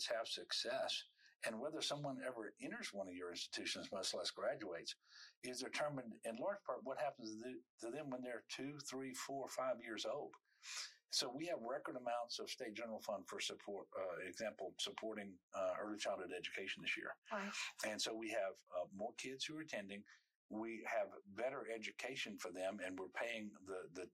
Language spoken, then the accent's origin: English; Amite, Louisiana, United States; over the 12 years that I was in public school there in Amite